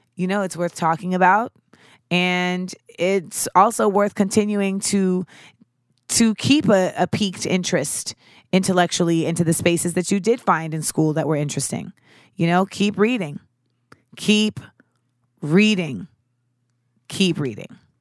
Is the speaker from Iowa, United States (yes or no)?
no; Orlando, Florida, United States; moved away; I grew up in Orlando, Florida.